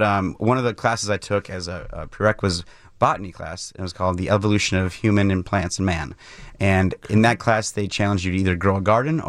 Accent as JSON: {"language": "English", "town": "Mukwonago", "region": "Wisconsin", "country": "United States", "tie": "born or raised there", "said": "So I grew up in Maguanago, Wisconsin, just outside of Milwaukee, and my dad was working at Miller"}